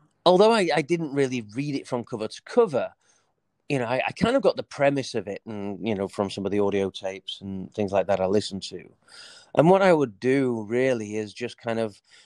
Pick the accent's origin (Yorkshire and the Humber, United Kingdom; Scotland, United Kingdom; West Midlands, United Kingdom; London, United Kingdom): Yorkshire and the Humber, United Kingdom; Leeds; I was born in the United Kingdom, in a place called Leeds. I grew up